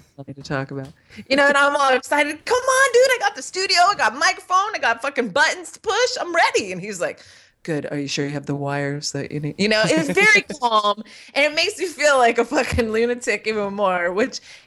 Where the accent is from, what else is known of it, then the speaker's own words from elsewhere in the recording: California, United States; I was raised in California, as you know, with the hippie people